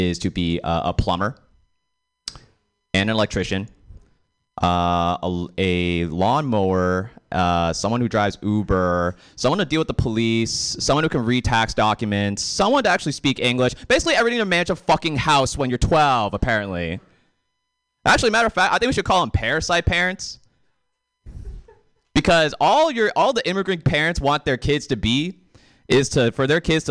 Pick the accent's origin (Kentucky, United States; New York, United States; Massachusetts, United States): Massachusetts, United States; Boston; I am from Boston